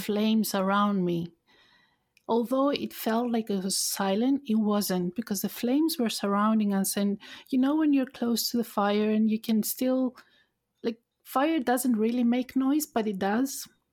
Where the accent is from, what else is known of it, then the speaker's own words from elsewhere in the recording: Thessaloniki, Central Macedonia, Greece; moved away; also born or lived in United Kingdom; my hometown, I lived in, uh, Thessaloniki, in north part of Greece